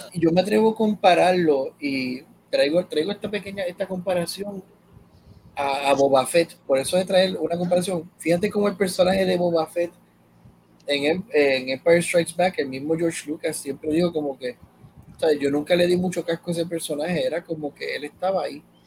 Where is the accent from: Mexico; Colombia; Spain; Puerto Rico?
Puerto Rico; como puertorriqueño